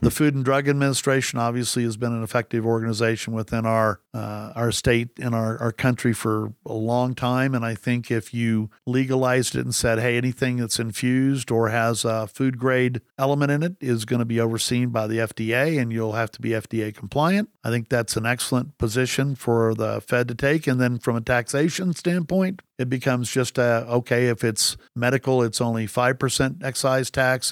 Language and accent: English; Texas, United States; I grew up in Texas